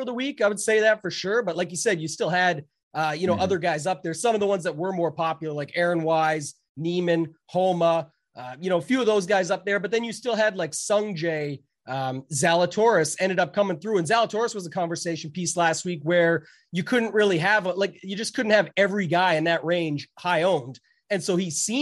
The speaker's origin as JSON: {"language": "English", "country": "Canada", "said": "I'm Canadian"}